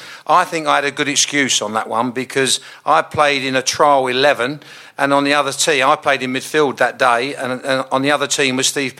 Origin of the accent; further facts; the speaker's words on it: Southend-on-Sea, East of England, United Kingdom; because I was born in Southend